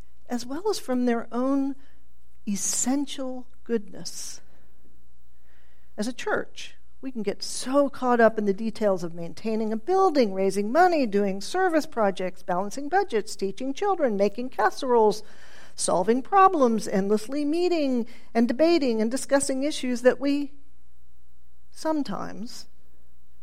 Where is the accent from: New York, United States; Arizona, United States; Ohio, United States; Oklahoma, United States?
Oklahoma, United States; Tulsa; I grew up in Tulsa during this rise of televangelism